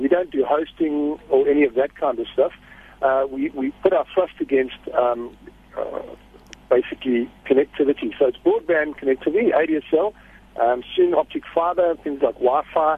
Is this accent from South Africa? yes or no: yes; Durban, KwaZulu-Natal, South Africa; I'm from Durban, so I don't get that much chance to speak Afrikaans.